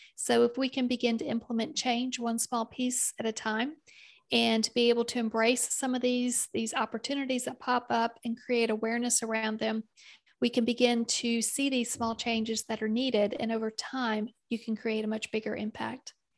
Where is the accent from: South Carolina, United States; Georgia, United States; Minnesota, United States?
South Carolina, United States; accent: Southern; also born or lived in Kentucky / Indiana; for the bulk of my childhood, it was in South Carolina. We did spend a, a number of years in Kentucky and Indiana, and uh, the, the bulk of that time that was in South Carolina